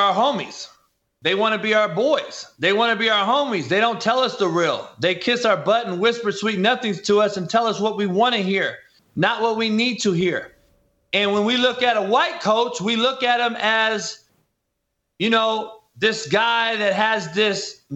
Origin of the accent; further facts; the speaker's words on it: Compton, California, United States; I grew up I'm from Compton.